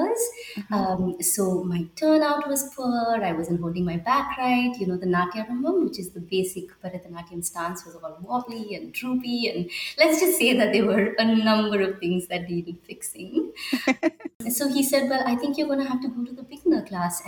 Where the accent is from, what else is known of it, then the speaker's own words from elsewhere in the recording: Bangalore, Karnataka, India; moved away as an adult; also born or lived in Minneapolis; now in Vancouver, Canada; I was born and raised in Bangalore, India